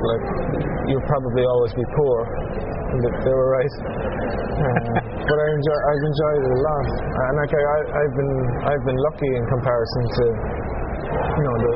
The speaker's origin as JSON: {"language": "English", "town": "Blarney", "region": "Munster", "country": "Ireland", "tie": "born or raised there", "said": "I grew up outside Blarney, about a mile outside Blarney"}